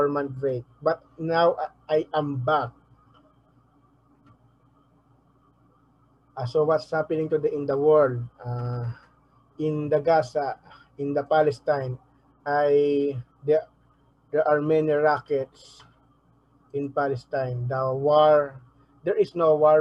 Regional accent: Manila, Metro Manila, Philippines; also born or lived in Navotas / Malabon; I was born in Tondo Hospital in Manila, Philippines

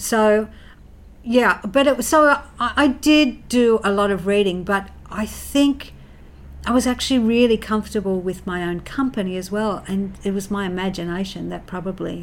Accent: Central Coast, New South Wales, Australia; I grew up in the Housing Commission on the Central Coast

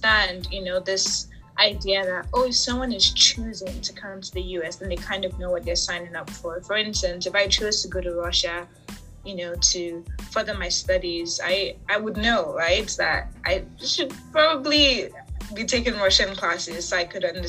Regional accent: Nigeria; first language English; now in United States

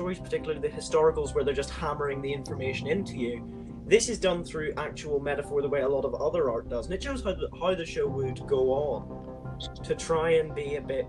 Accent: Northern Ireland, United Kingdom; where I'm from Northern Ireland

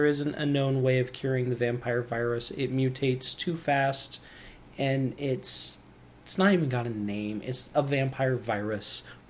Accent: Midwest, United States; I'm from this little tiny community out in the Midwest. It's one of those little unnamed communities I was telling you about in between recordings.

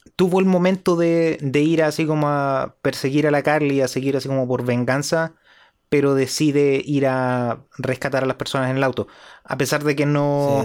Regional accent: Chile; para nosotros acá en Chile

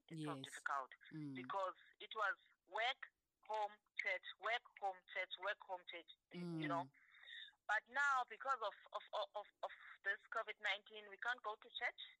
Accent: South Africa; we are from South Africa

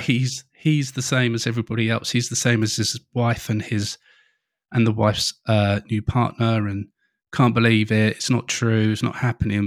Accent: England, United Kingdom; being an English person

